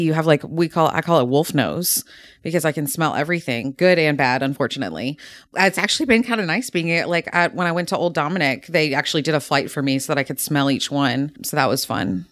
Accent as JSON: {"language": "English", "town": "Nashville", "region": "Tennessee", "country": "United States", "said": "I'm actually from the Nashville area originally"}